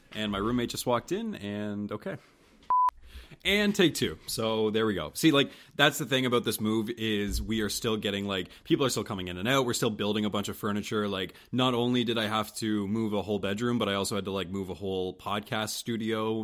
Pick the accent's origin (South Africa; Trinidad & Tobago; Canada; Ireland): Canada; St. Stephen, New Brunswick; moved away as an adult; now in Halifax, Canada; I wasn't born in Saint Stephen. Uh, but I'll always say that that's my hometown